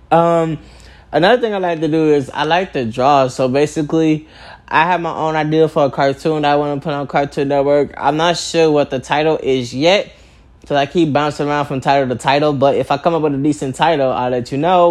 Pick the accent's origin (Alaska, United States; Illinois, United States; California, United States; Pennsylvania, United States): Illinois, United States; Chicago; I was born in Chicago, Illinois, at 10:25 at night.